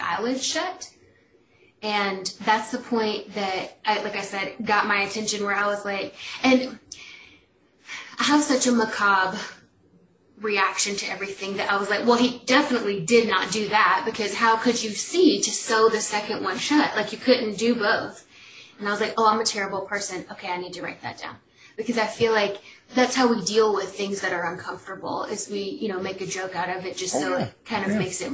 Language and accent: English; Atlanta, Georgia, United States; accent: country; I live in Atlanta, if y'all can't hear from my accent, like country